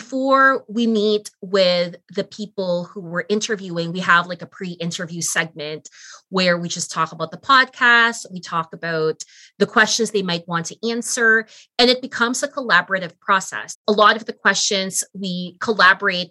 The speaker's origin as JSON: {"language": "English", "country": "Philippines", "lives_now": "Canada", "said": "I'm Filipino"}